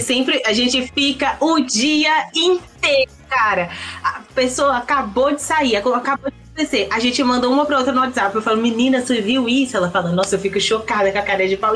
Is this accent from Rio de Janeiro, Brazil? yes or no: no; Timóteo, Minas Gerais, Brazil; Eu sou de Timóteo, Minas Gerais